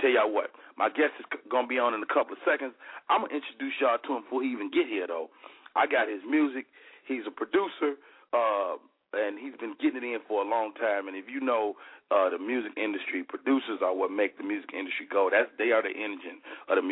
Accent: Chicago, Illinois, United States; moved away; my hometown

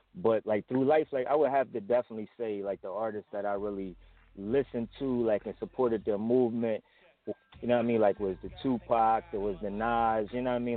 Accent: Willingboro, New Jersey, United States; moved away as an adult; also born or lived in Camden, New Jersey; now in Philadelphia, United States; originally from Willingboro, uh, New Jersey, South Jersey, Camden area, on and off

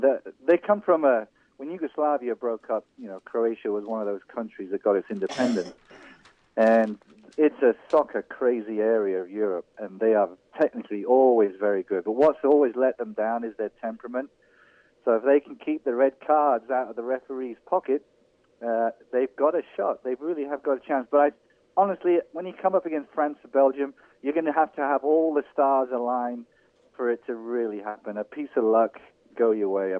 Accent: England, United Kingdom; moved away; also born or lived in Wales; I was born in England to an Irish family

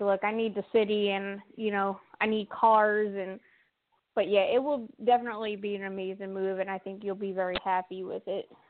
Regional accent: Delaware County, Pennsylvania, United States; now in South Jersey, United States; I'm in South Jersey, but I'm originally from Delaware County, Pennsylvania

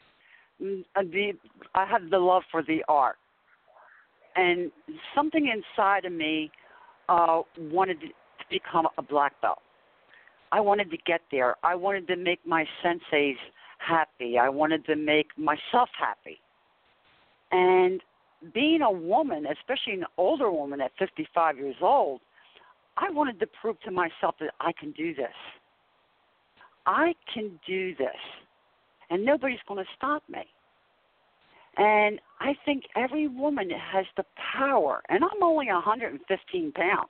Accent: Philadelphia, Pennsylvania, United States; now in South Jersey, United States; I'm originally from South Philadelphia, and when I moved here to South Jersey

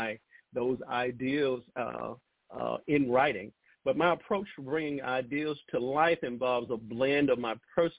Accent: Lowndes County, Alabama, United States; where I grew up in Lowndes County, which sits between Selma and Montgomery, Alabama, a very rural area

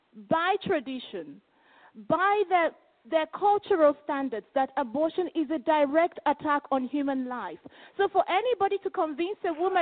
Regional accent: Nigeria; I am from a tribe called the Igbo tribe in Nigeria.

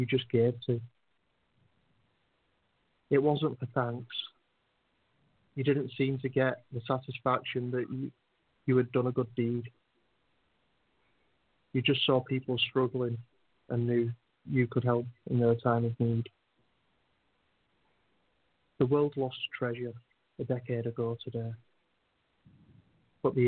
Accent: United Kingdom; We're British

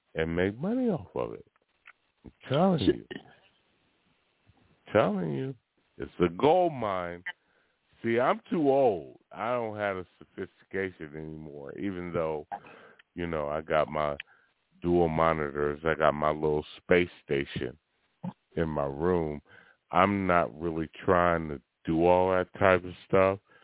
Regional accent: Oakland, California, United States; I'm born and bred Northern California. I'm from Oakland, San Francisco.

